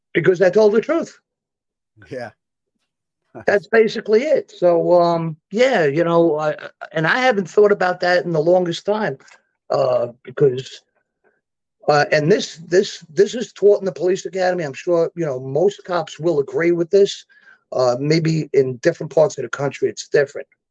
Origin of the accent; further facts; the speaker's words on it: New York City, New York, United States; old school Brooklyn stuff